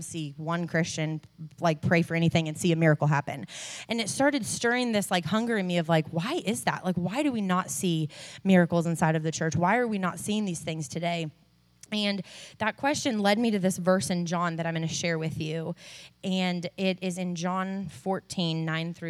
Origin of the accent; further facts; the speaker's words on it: Arizona, United States; also born or lived in California; now in Nashville, United States; I was raised in Arizona, moved to California, am currently living in Nashville, Tennessee.